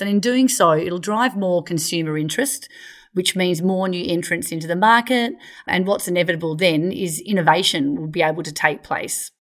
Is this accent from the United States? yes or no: no; Australia; accent: Australian; also born or lived in Perth; for our accents, we are all Australian.